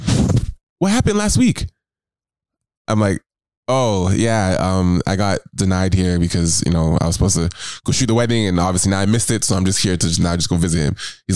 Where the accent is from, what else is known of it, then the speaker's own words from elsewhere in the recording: Toronto, Ontario, Canada; Toronto, this is my home city, like my hometown